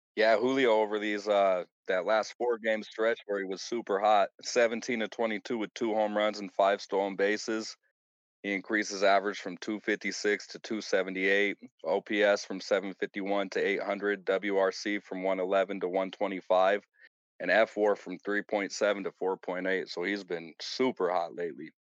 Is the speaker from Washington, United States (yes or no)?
yes; Federal Way, Washington, United States; born or raised there